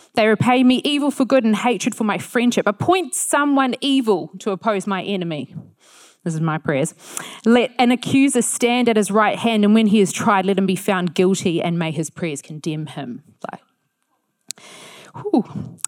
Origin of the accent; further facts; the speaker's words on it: New Zealand; being a Kiwi